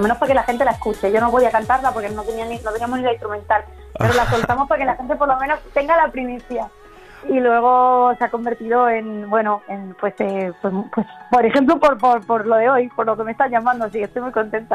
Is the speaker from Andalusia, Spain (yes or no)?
yes; Málaga, Andalusia, Spain; los conciertos por mi tierra, por Málaga